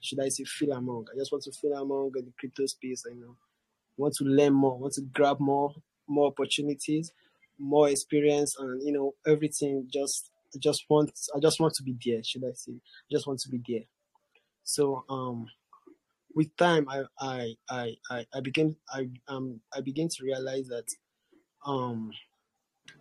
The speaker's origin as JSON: {"language": "English", "country": "Nigeria", "tie": "born or raised there", "said": "I'm Nigerian"}